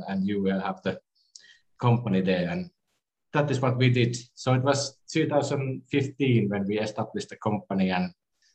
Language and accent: English; Finland; I'm from Finland